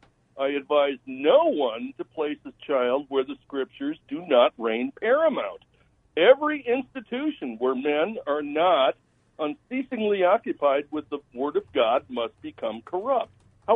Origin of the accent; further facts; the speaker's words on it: Kenosha, Wisconsin, United States; I was born and raised in Kenosha, Wisconsin.